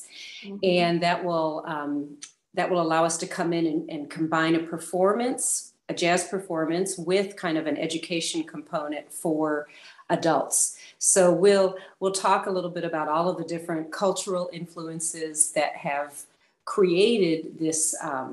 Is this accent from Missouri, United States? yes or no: yes; St. Louis, Missouri, United States; also born or lived in Portland, Oregon; now in Roswell, United States; I'm a native of St. Louis, Missouri. So I'm a native of the Midwest.